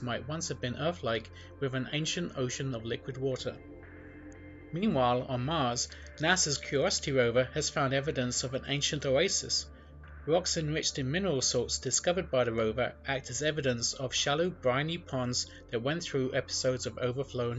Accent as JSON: {"language": "English", "region": "England", "country": "United Kingdom", "tie": "born or raised there", "moved": "as an adult", "lives_now": "Los Angeles, United States", "said": "I was born in England and emigrated to the US in 2004. I now live in a suburb of Los Angeles"}